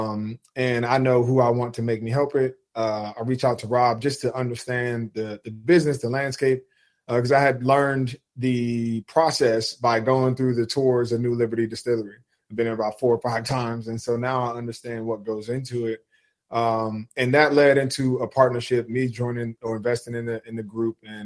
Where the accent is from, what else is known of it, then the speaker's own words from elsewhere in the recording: New Jersey, United States; moved away; growing up on the East Coast, being a Jersey kid